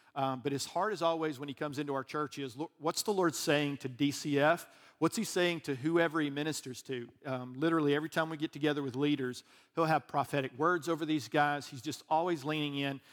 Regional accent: Alabama, United States; I'm from Alabama

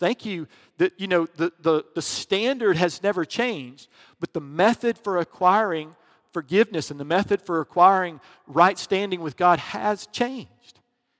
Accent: the South, United States; Because I grew up in the South.

